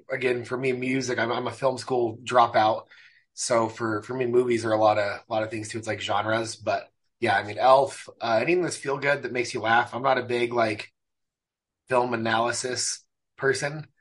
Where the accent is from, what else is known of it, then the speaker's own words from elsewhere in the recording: San Bernardino, California, United States; moved away as an adult; also born or lived in Mexico City, Mexico; now in Utah, United States; I grew up in Southern California, San Bernardino